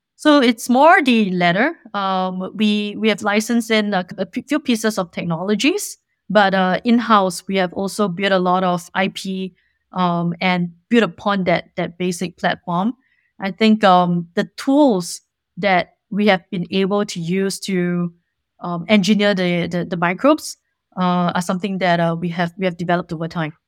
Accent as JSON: {"language": "English", "country": "Singapore", "moved": "as an adult", "lives_now": "California, United States", "said": "I'm originally from Singapore"}